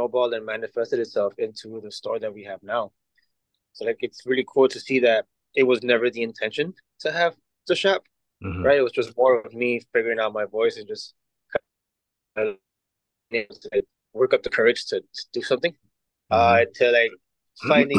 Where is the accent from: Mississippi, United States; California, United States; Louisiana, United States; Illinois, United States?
Illinois, United States; Chicago; also born or lived in Mexico; I'm also a product of the neighborhood